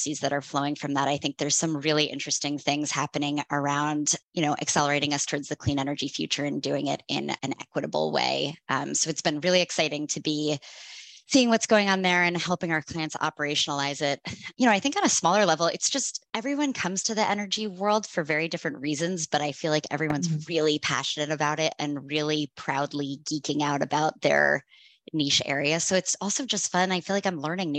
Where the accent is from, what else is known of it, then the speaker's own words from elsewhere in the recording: Tranquility, New Jersey, United States; moved away as an adult; also born or lived in Maine; now in Seattle, United States; I grew up on the East Coast in New Jersey, in an impossibly cute town called Tranquility